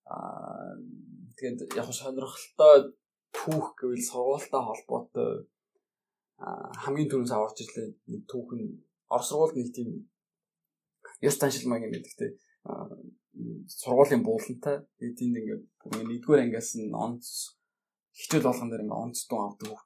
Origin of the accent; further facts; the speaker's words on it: Erdenet, Orkhon, Mongolia; moved away as an adult; also born or lived in Tomsk, Russia; Би Эрдэнэ хотод төрж өссөн.